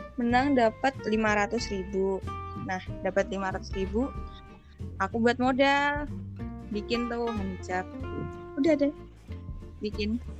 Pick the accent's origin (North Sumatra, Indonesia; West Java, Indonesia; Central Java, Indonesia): Central Java, Indonesia; Pati; Aku dari Pati, Jawa Tengah